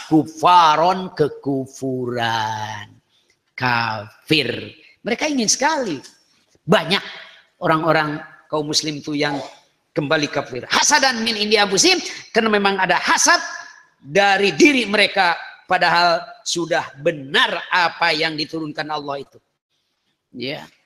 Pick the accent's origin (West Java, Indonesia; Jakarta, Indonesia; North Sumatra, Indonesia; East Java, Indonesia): West Java, Indonesia; Kawali; ya malahan kalau di daerah saya itu daerah Kawali, Ciamis.